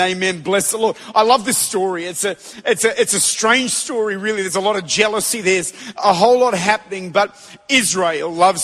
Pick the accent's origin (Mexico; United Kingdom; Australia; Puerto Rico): Australia; I'm from Australia